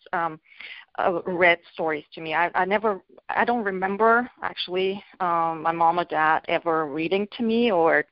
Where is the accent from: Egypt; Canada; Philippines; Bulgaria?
Bulgaria; moved away as an adult; now in North America; I'm originally from Bulgaria. I grew up there and I immigrated to North America